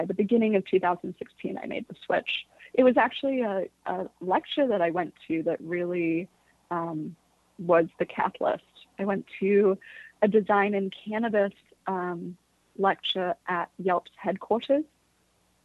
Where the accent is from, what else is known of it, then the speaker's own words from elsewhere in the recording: Bay Area, California, United States; also born or lived in London; I was born in London, but was raised in the Bay Area